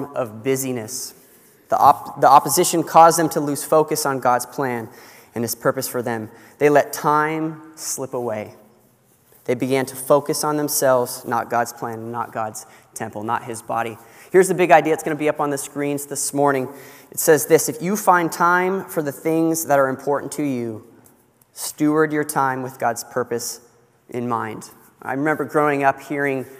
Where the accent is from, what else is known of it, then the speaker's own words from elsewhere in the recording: California, United States; moved away; I grew up in California